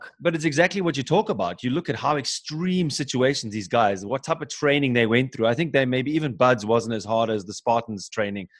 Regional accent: Cape Town, Western Cape, South Africa; moved away as an adult; now in Germany; I'm from South Africa, so Cape Town born and bred, but I live in Germany.

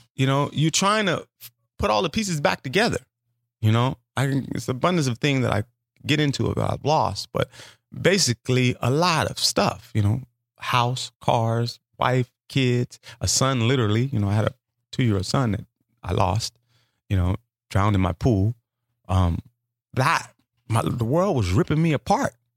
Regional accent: Los Angeles, California, United States; moved away; also born or lived in New Orleans; I'm from South Central Los Angeles

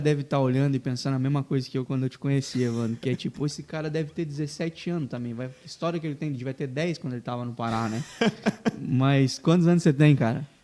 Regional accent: interior of Paraná, Brazil; now in Joinville, Brazil; eu sou paranaense, né? Vim lá do, do interior do Paraná

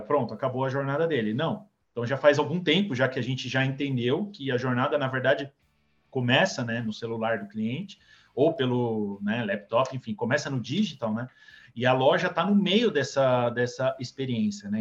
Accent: Santos, São Paulo, Brazil; Eu vim de Santos, Lucas, é, nasci lá

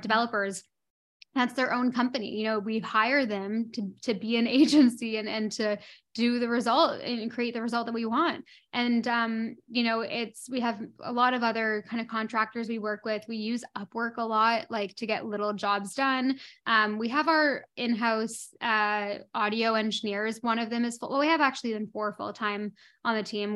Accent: Toronto, Ontario, Canada; moved away as an adult; also born or lived in London; now in Bahamas; So, I grew up in Toronto, in Canada, and I left Toronto when I was eighteen, nineteen years old

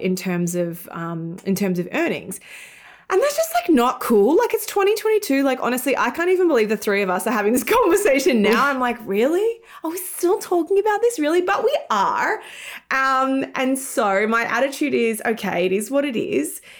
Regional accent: Australia; moved away as an adult; also born or lived in United Kingdom / London; now in New York, United States; in Australia, where I'm from, hence my weird accent.

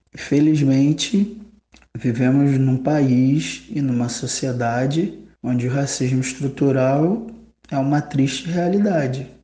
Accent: Rio de Janeiro, Brazil; sou do estado do Rio de Janeiro

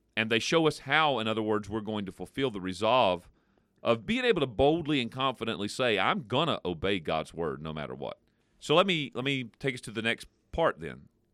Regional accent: United States; we as particularly American Christians in this Western culture

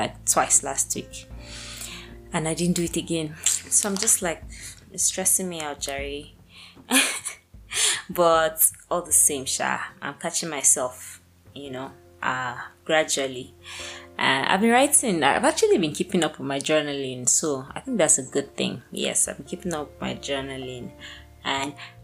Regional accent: Lagos, Nigeria; moved away; also born or lived in Abuja; I was born in Lagos

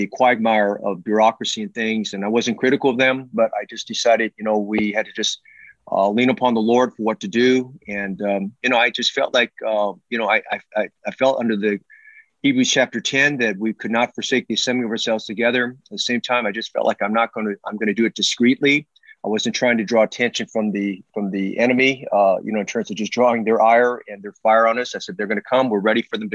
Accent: Oakland, California, United States; I grew up in West Oakland

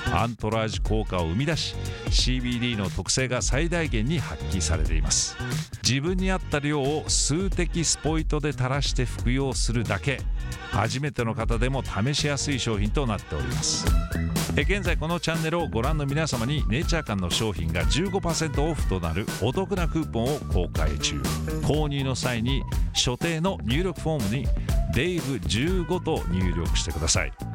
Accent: United States; moved away; アメリカ人

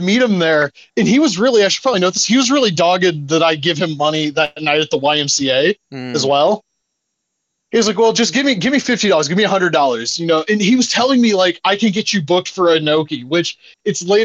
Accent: Ohio, United States; this, like, rural town in Ohio

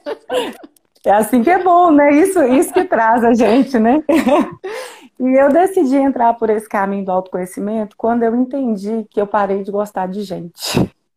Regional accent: Mateus Leme, Minas Gerais, Brazil; eu sou de Mateus Leme

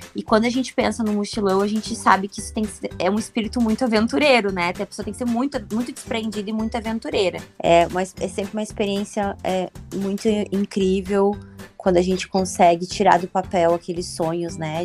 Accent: Brazil; A gente sim

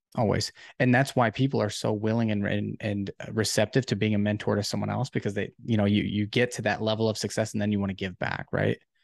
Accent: Ohio, United States; I'm actually from Ohio

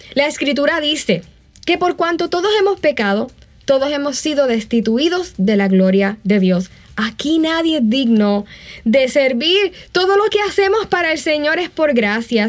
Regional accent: Puerto Rico; moved away; En ese entonces vivía en Puerto Rico

